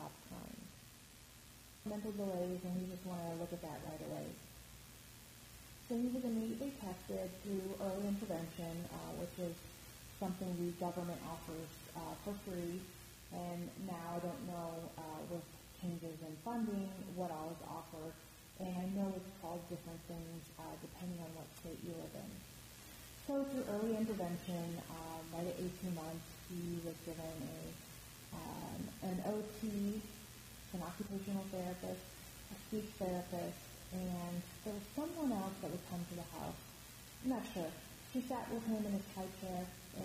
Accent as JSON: {"language": "English", "region": "Midwest", "country": "United States", "tie": "born or raised there", "also_born_or_lived": "East Coast", "moved": "as an adult", "lives_now": "Chicago, United States", "said": "I'm from the Midwest, kind of grew up there, and the East Coast"}